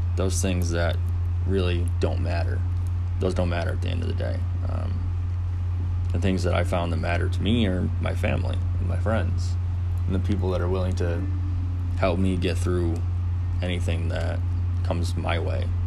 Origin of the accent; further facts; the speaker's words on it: Finger Lakes, upstate New York, United States; I'm from the Finger Lakes, uh, upstate New York.